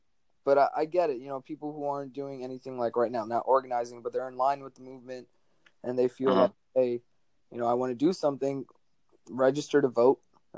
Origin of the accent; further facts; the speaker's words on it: Jersey City, New Jersey, United States; I'm a senior from Jersey City, New Jersey, and I go to McNair Academic High School.